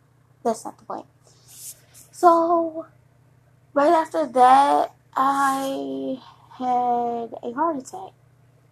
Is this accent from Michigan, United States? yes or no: yes; Detroit, Michigan, United States; moved away; I'm from Detroit, but I don't live in Detroit